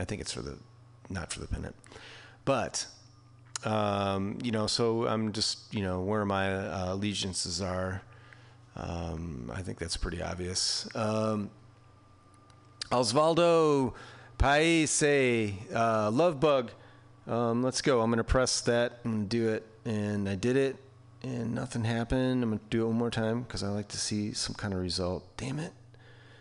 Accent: Chicago, Illinois, United States; now in San Francisco, United States; I live in San Francisco, right? But I'm from Chicago

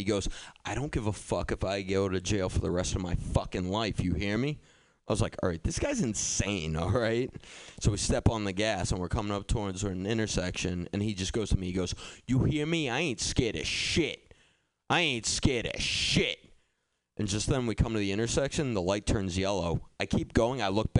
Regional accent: Boston, Massachusetts, United States; Thing is, I grew up in Boston, so I'm like used to those types of situations and I can handle myself

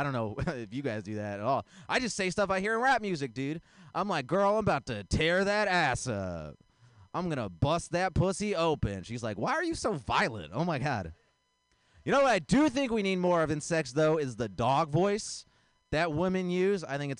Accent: India; I'm Indian. I'm not religious. My parents are religious.

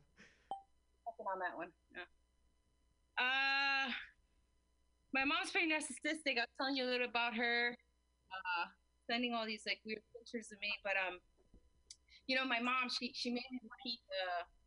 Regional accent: New Jersey, United States; accent: Jersey; English is a second language; English is my second language because I learned English and Spanish at the same time, and I'm also from Jersey

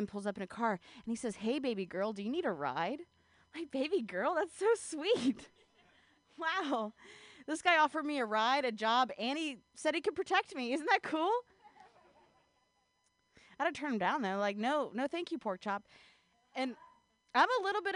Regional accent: Ohio, United States; now in California, United States; I'm not from California. I'm actually from the Midwest. I'm actually from Ohio

